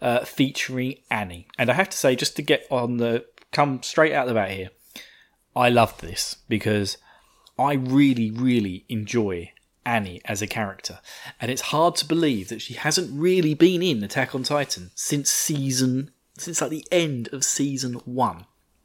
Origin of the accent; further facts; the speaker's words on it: United Kingdom; I'm the British side of this thing.